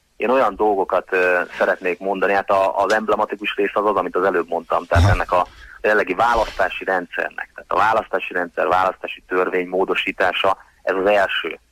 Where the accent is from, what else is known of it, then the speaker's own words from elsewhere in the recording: Hungary; nekem magyar állampolgárságom van, magyar vagyok